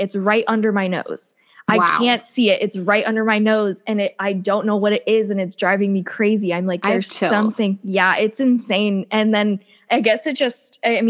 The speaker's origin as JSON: {"language": "English", "region": "the South", "country": "United States", "tie": "born or raised there", "said": "I grew up in the South and I was raised Catholic"}